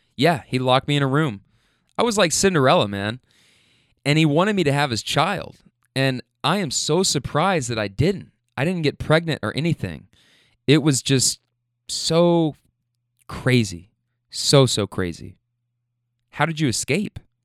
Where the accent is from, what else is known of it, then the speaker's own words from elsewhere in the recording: Louisville, Kentucky, United States; I'm from Louisville